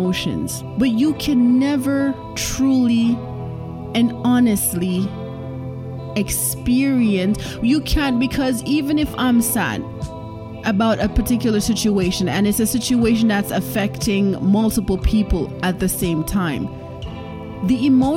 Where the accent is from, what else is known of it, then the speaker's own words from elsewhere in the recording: Jamaica; first language Jamaican Patois; I am Jamaican, and they have a lot of Jamaican patois saying. So I am going to be saying this in my native tongue